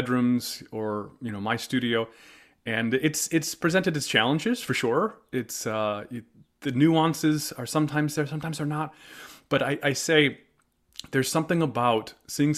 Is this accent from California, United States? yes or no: no; outside of Chicago, Illinois, United States; I was raised in Illinois, about 2 hours north, outside of Chicago.